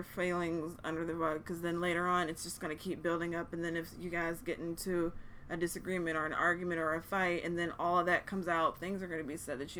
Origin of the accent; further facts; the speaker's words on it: Virginia, United States; I'm from Virginia. I'm from Virginia.